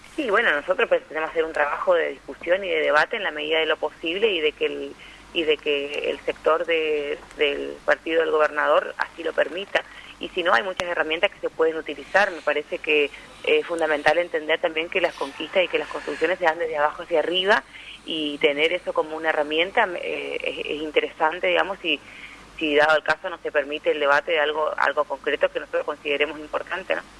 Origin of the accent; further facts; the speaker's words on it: Paso de los Libres, Corrientes, Argentina; soy de Paso de los Libres, soy del interior